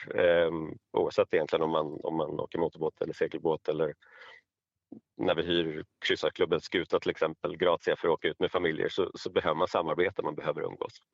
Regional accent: Stockholm, Stockholm County, Sweden; jag är stockholmare och bor i Stockholm

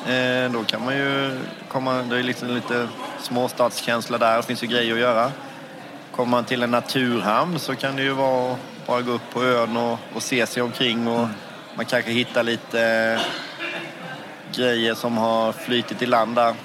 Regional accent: Gnosjö, Jönköping County, Sweden; Jag kommer från Gnosjö i Småland

